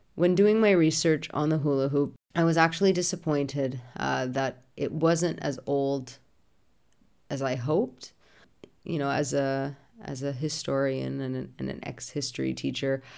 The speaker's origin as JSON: {"language": "English", "country": "Canada", "tie": "born or raised there", "said": "being Canadian and so close to the US border"}